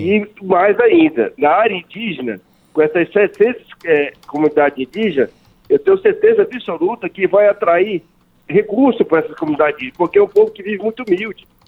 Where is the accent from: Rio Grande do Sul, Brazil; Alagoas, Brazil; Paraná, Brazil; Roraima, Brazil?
Roraima, Brazil; que sou do estado de Roraima